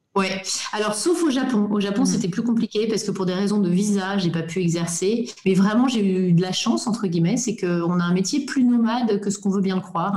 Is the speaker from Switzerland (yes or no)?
no; Belgium; first language French; moved away as an adult; also born or lived in Japan / Singapore / Germany / Brussels; now in Dresden, Germany; moi je suis belge francophone